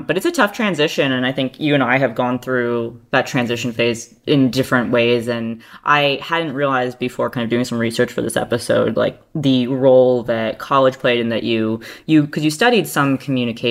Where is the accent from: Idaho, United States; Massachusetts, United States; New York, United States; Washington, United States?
New York, United States; being from New York